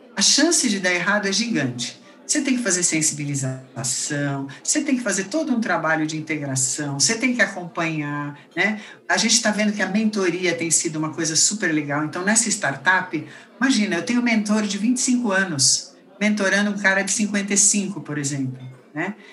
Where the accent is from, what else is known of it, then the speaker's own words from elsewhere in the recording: Brazil; Na verdade, eu sou brasileira, mas meus pais, minha família toda é belga